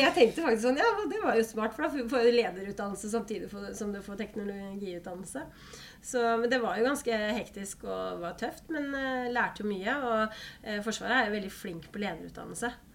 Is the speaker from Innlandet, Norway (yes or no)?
no; Holmestrand, Vestfold, Norway; also born or lived in Bøler, Oslo; Jeg er fra Holmestrand